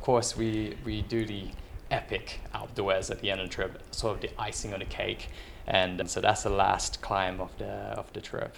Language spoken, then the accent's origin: English; London, United Kingdom; moved away as an adult; also born or lived in Philippines; now in France; originally from the Philippines, grew up for most of my life twenty years in London, and now anywhere in Europe, so I'm a resident of France